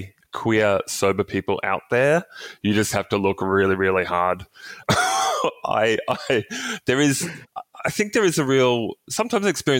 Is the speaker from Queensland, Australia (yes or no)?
yes; Cairns, Queensland, Australia; I grew up in Cairns, regional city up in North Queensland.